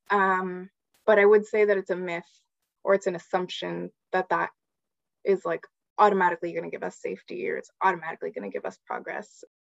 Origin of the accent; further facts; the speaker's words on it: San Gabriel Valley, California, United States; I'm a queer Chicana and I grew up in the San Gabriel Valley